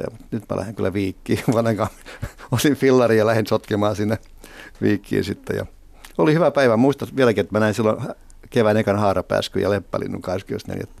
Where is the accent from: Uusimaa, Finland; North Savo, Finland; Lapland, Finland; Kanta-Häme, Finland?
Uusimaa, Finland; Helsinki; also born or lived in Iitti / Riihimäki; muutimme tota Helsinkiin Riihimäeltä ja sitä ennen Riihimäen kolme vuoden – asumista edelsi sitten äh, asuminen Iitissä, jossa mä oon syntynyt